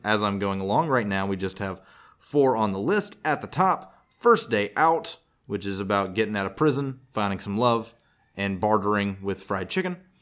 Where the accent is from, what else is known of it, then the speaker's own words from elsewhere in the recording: the South, United States; I'm from the South